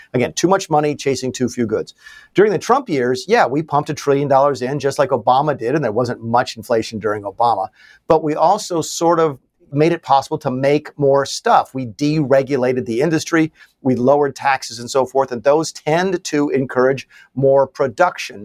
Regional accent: the South, United States; I live still, and I grew up in the South that was just destroyed by NAFTA

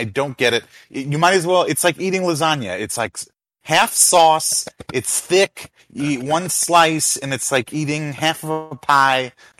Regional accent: New York, United States; As a New Yorker

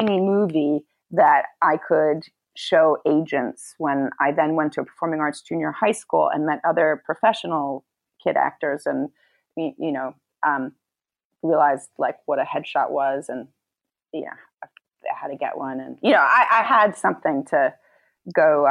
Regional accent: New York City, New York, United States; growing up in New York City

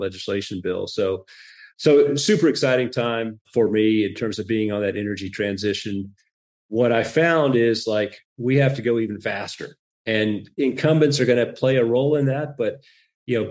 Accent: Texas, United States; I'm from Texas.

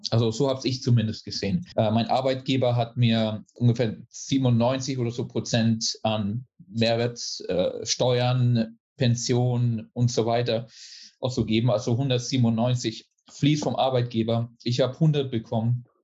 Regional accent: Germany; also born or lived in Italy / United States; ich bin Deutscher ursprünglich, habe auch lange Zeit in Italien gelebt, bin dann nach äh, USA verreist, habe dann zwölf Jahre in den USA gelebt. Äh, 2006 bin ich wieder nach Deutschland zurück

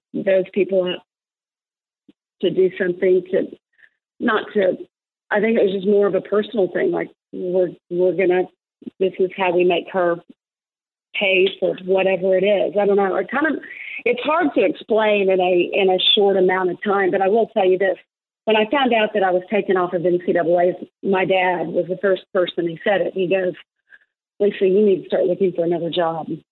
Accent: Fayetteville, Arkansas, United States; Fayetteville, Arkansas, my hometown, where I not only played college golf

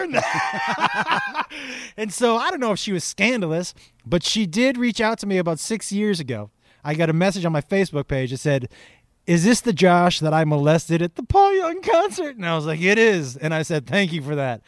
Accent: Amherst, Massachusetts, United States; I grew up in Western Mass, which is kind of a small, in Amherst, which is a small town

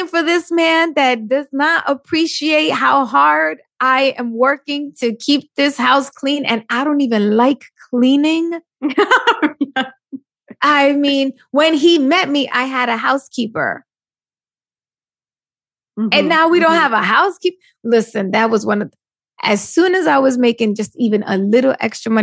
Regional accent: New York, United States; I'm Puerto Rican from New York, raised by a single mom.

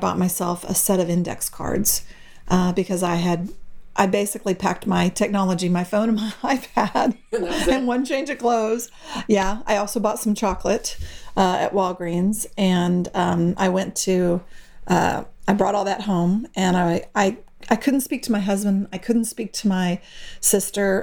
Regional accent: Austin, Texas, United States; now in San Angelo, United States; my hometown of Austin, Texas

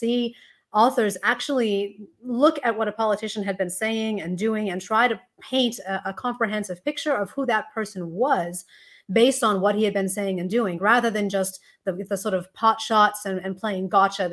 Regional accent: United States; now in Australia; you may hear from the accent that I am not born and raised in Australia, although I am a naturalized citizen. But I was born in the US

